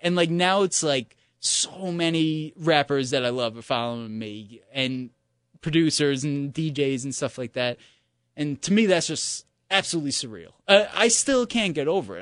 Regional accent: New York, United States; as a New Yorker

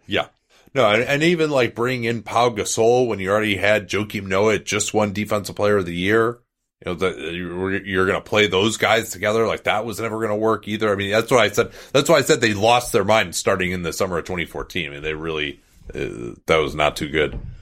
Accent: Chicago, Illinois, United States; I'm from Chicago.

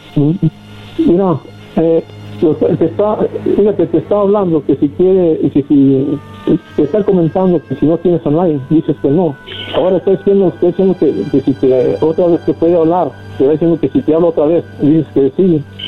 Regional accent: Guadalajara, Jalisco, Mexico; now in United States; yo soy de Guadalajara

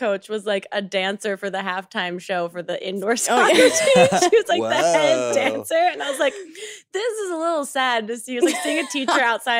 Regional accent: New Jersey, United States; now in Brooklyn, United States; I'm from New Jersey.

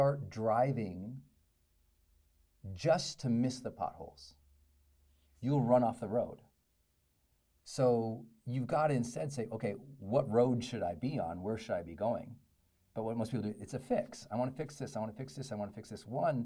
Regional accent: Butte, Montana, United States; born or raised there; also born or lived in Great Falls, Montana

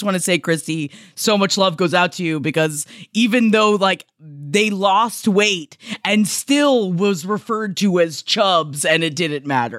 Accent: Ohio, United States; And I'm from Ohio, which means there was no regional specific thing that would connect Smokey Joe back to Holden.

